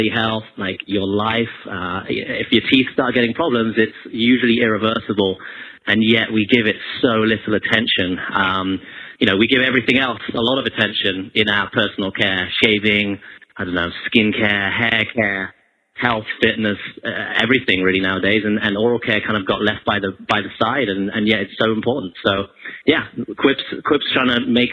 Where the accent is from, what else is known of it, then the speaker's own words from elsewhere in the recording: United Kingdom; as a Brit